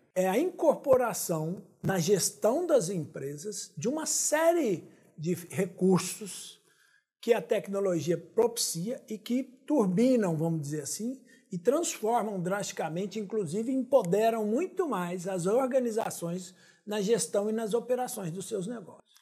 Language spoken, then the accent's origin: Portuguese; Minas Gerais, Brazil; eu sou de Minas